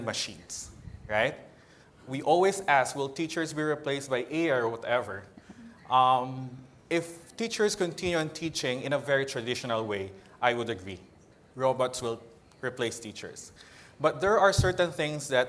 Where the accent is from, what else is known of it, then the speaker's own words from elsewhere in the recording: Philippines; from the Philippines